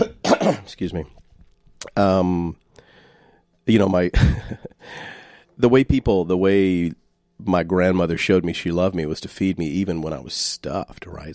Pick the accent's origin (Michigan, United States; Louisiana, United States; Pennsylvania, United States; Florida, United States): Louisiana, United States; Shreveport; I'm from Shreveport, Louisiana